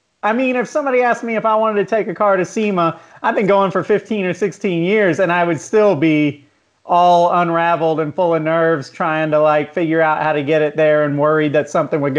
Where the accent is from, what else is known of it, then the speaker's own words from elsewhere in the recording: Jacksonville, Florida, United States; I'm from Jacksonville originally